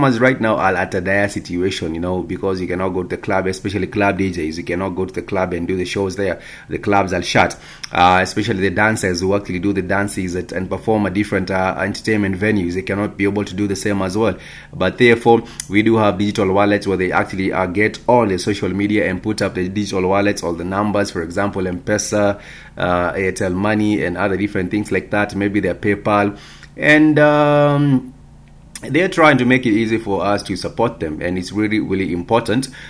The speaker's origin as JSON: {"language": "English", "country": "Kenya", "said": "our beautiful country, Kenya"}